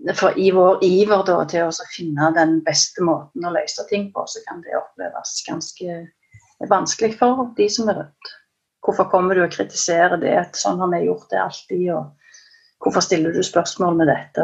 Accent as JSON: {"language": "Norwegian", "area": "Stavanger area", "region": "Rogaland", "country": "Norway", "said": "jeg er fra Stavanger-området"}